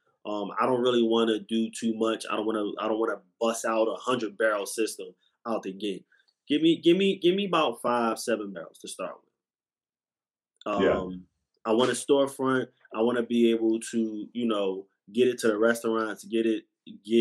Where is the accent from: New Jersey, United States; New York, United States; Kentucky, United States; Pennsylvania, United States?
Pennsylvania, United States; Philadelphia; I'm from West Philly.